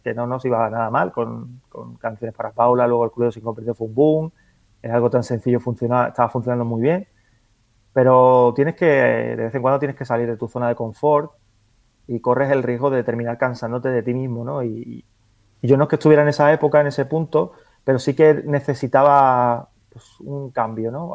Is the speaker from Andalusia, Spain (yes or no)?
yes; Andalusia, Spain; como soy andaluz